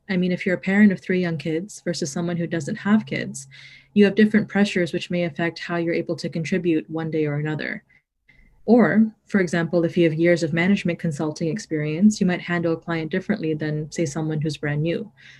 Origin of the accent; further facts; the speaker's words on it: Toronto, Ontario, Canada; I was born and raised in Toronto.